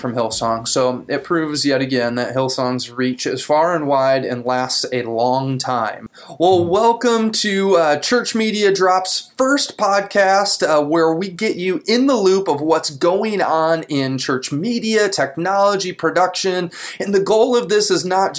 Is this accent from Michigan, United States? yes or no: yes; Grand Haven, Michigan, United States; I'm from Grand Haven. We're both in Michigan